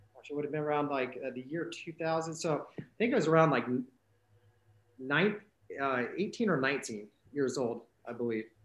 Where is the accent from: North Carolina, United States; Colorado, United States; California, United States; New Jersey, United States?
Colorado, United States; Glenwood Springs; moved away as an adult; also born or lived in Olympia, Washington; now in Leavenworth, United States; originally from uh, uh, the Glenwood Springs area in Colorado. That's where I grew up